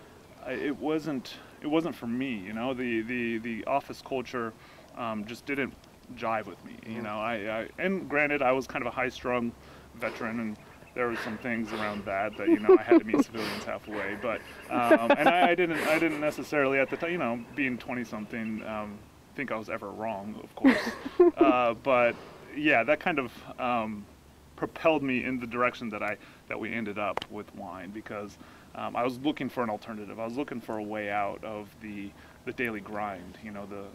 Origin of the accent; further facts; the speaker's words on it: Forest Grove, Oregon, United States; I'm from Oregon. I grew up in Forest Grove